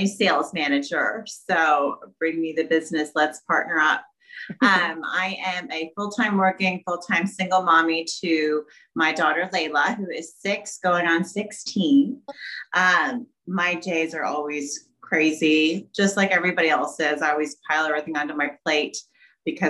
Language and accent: English; Jeffersonville, Indiana, United States; also born or lived in Glendale, California; When I was almost 3, we moved here to Jeffersonville, Indiana